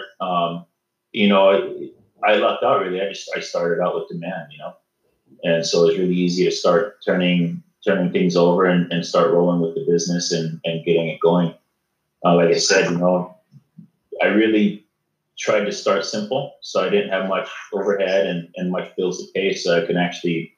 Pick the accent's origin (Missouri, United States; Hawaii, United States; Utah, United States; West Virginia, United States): Hawaii, United States; Kailua; also born or lived in Maui; I was born and raised in Kailua and grew up most of my time in Kailua, but lived on the off islands